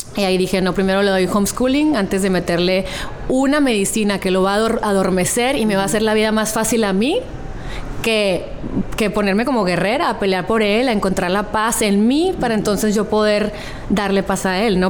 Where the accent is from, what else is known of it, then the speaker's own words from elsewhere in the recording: Hermosillo, Sonora, Mexico; now in San Diego, United States; de donde soy